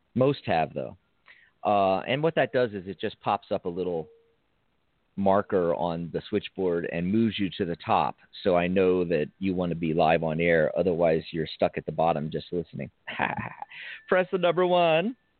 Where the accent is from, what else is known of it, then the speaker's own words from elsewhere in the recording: Philadelphia, Pennsylvania, United States; I was born in Philly and raised just north of it